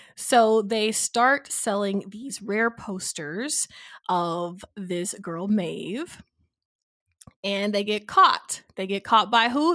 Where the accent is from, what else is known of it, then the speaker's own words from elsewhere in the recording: Nashville, Tennessee, United States; I grew up in Nashville